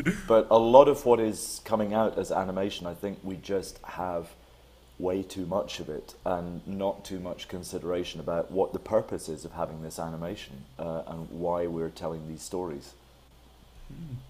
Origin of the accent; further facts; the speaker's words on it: Scotland, United Kingdom; I grew up in Scotland